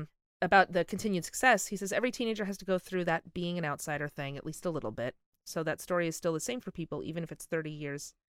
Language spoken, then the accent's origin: English; Long Island, New York, United States